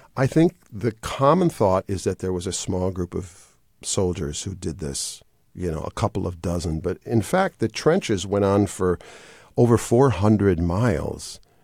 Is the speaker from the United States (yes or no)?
yes; Wisconsin, United States; moved away as an adult; now in Atlanta, United States; I was raised in Wisconsin